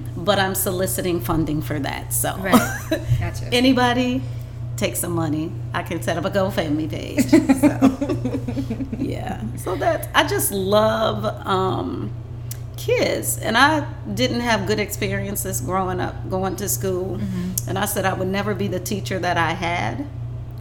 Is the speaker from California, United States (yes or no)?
no; Pontiac, Michigan, United States; being born and raised in Pontiac, coming from a limited income family, we didn't travel abroad